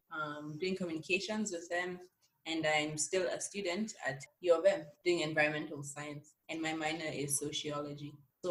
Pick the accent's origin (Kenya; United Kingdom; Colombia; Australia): Kenya; Nairobi; now in Winnipeg, Canada; I am from Nairobi, Kenya.